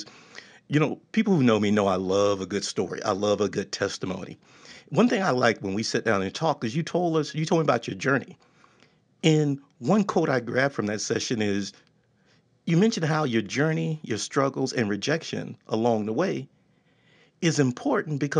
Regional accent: Texas, United States; I'm from Texas

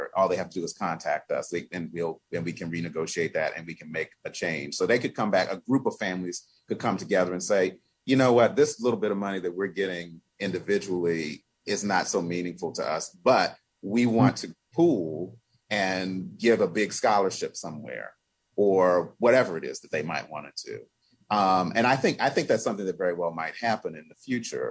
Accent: United States; I was born in the United States of America. Generation and generation and generation before me and my family on both sides of my family were born here

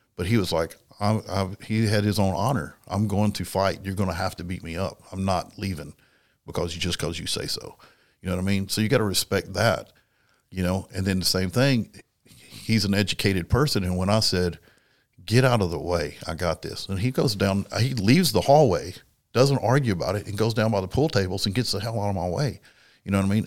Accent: South Dakota, United States; I'm from South Dakota, and from South Dakota, we live the cowboy culture.

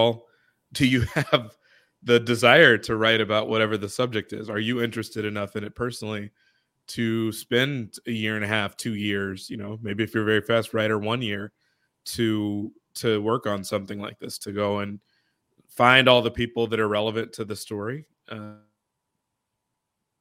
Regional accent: Chicago, Illinois, United States; I'm a Chicagoan myself

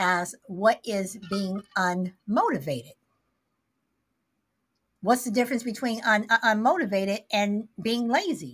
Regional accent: Midwest, United States; moved away; also born or lived in Southern California; even though I lived in Southern California, I grew up in the Midwest

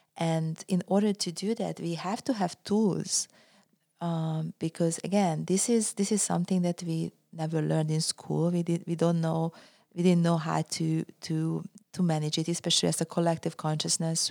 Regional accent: Budapest, Hungary; moved away as an adult; also born or lived in California, United States; now in United States; I was born in Hungary, Budapest, and I was a professional athlete, uh, and then I came to the U S

